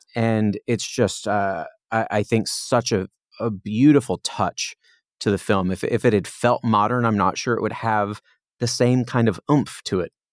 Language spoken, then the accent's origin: English; Indiana, United States; now in Los Angeles, United States; when you're a little kid growing up in Indiana